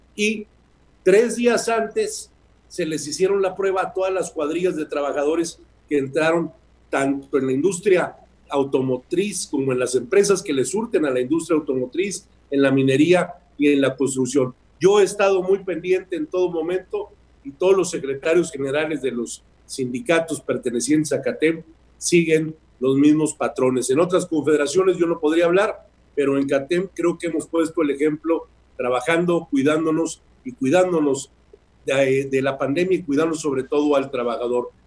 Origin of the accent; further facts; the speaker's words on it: Mexico; todos somos mexicanos